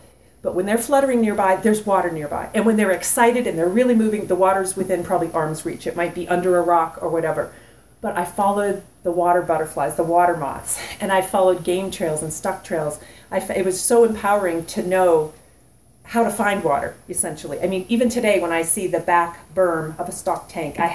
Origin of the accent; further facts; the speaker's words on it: North Carolina, United States; I'm from North Carolina. I'm like a beach bum